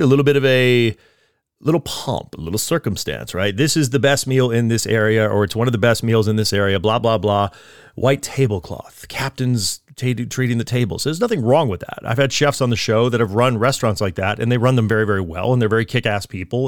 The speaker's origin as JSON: {"language": "English", "region": "East Coast", "country": "United States", "moved": "yes", "lives_now": "California, United States", "said": "I'm from the East Coast originally."}